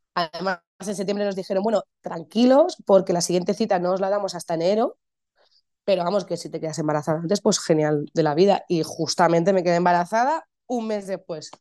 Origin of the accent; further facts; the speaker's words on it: Madrid, Community of Madrid, Spain; soy actriz, eh, soy de Madrid, vivo en Madrid